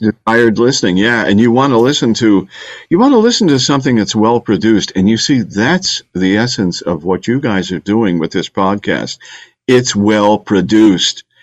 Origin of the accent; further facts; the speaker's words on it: Bay Village, Ohio, United States; moved away as an adult; also born or lived in Detroit / Miami; now in Houston, United States; I'm from Bay Village, Ohio, okay? which is a great community on Lake Erie, west of Cleveland. But Houston is my home